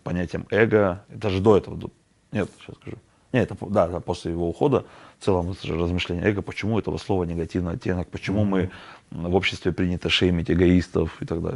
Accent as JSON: {"language": "Russian", "country": "Kazakhstan", "said": "мы же казахи, мы же гостеприимные"}